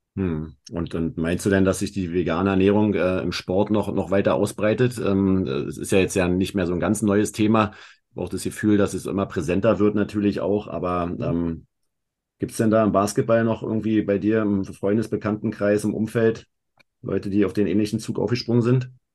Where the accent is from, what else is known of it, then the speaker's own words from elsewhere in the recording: Berlin, Germany; Wir kommen beide aus Berlin